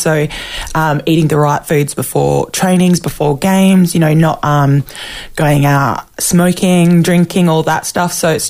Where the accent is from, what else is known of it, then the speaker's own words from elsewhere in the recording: Harvey, Western Australia, Australia; moved away as an adult; also born or lived in Perth; now in Queensland, Australia; I am a Noongar woman from Harvey in Western Australia